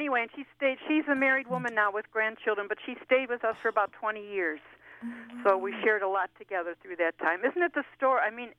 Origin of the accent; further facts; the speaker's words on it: Buffalo, New York, United States; moved away as an adult; also born or lived in Boston; I'm from Buffalo, New York. That's where I'm from.